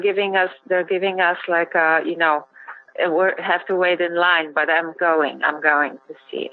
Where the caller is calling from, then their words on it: New York City, New York, United States; I'm calling from New York.